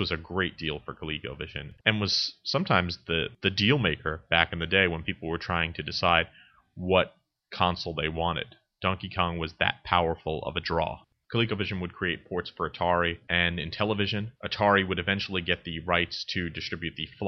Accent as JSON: {"language": "English", "region": "New Jersey", "country": "United States", "tie": "born or raised there", "said": "my home state of New Jersey"}